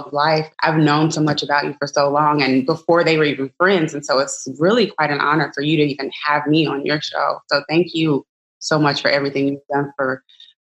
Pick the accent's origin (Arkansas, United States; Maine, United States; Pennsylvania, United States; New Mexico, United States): Arkansas, United States; I'm a Black woman of mathematics from the South. I'm from Arkansas